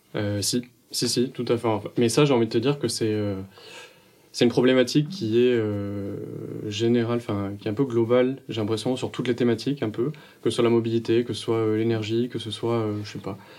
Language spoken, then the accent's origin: French; Montpellier, Occitania, France; also born or lived in Paris region; je viens de Montpellier